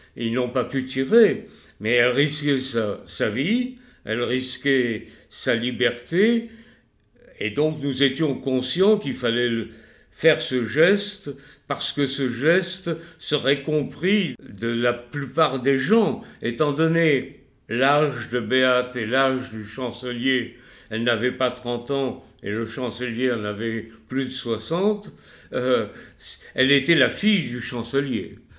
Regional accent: France; moi en tant que juif et français

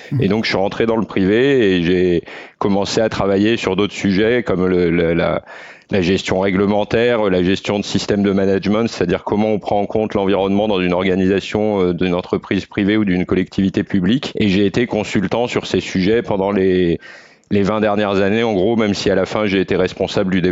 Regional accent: the Alps, France; vu que j'ai grandi dans les Alpes, donc euh, j'ai eu la chance de, pouvoir profiter des montagnes très jeune

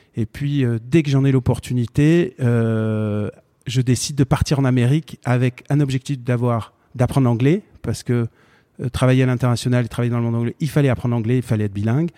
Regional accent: Marseille, Provence-Alpes-Côte d'Azur, France; also born or lived in Fontenay-aux-Roses / Paris suburbs; j'ai grandi à Montolivet

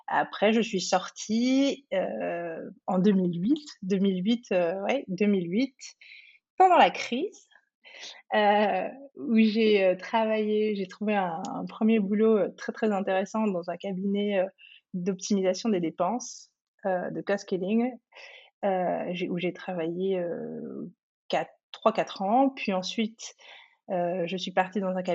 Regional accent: Cameroon; also born or lived in Côte d'Ivoire; Du coup, j'ai grandi, je suis née au Cameroun, j'ai passé une petite une période de mon enfance et ensuite euh, j'ai vécu en Côte d'Ivoire.

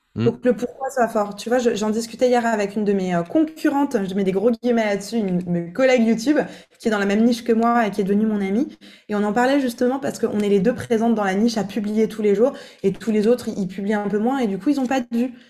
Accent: Alsace, Grand Est, France; also born or lived in Italy; now in Miami, United States; chez moi en Alsace, dans, dans, ma terre d'origine

